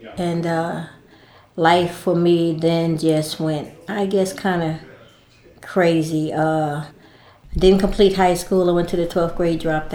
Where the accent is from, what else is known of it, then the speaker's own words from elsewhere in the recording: East Orange, New Jersey, United States; now in Durham, United States; I was born and raised in East Orange, New Jersey